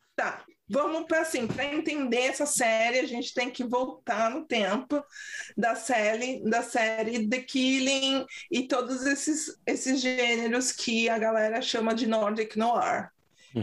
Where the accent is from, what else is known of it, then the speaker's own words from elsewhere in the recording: São Paulo, Brazil; accent: paulistês; also born or lived in London; now in Sweden; Meu sotaque paulistês